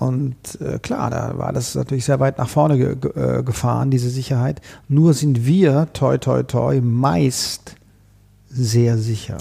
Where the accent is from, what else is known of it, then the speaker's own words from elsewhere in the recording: Konstanz, Baden-Württemberg, Germany; moved away as an adult; also born or lived in Vienna; now in Berlin, Germany; ich komme ja ursprünglich aus Konstanz am Bodensee mhm. und äh, die, mein Umfeld, in dem ich groß geworden bin